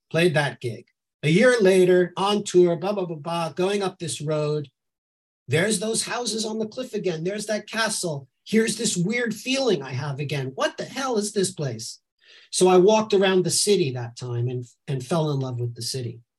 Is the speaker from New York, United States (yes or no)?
yes; suburbs of New York, United States; moved away as an adult; also born or lived in Brooklyn, New York / Lower East Side, New York; now in Edinburgh, United Kingdom; I was born in Brooklyn, but I grew up in the suburbs of New York.